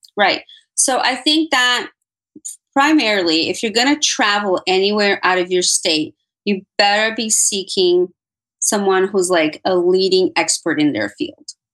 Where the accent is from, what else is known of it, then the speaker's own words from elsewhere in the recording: Miami, Florida, United States; moved away; i consider my hometown so i'm going to say miami